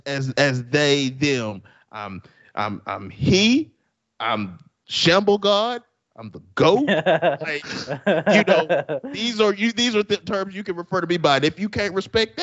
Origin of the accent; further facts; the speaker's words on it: the South, United States; I'm from the South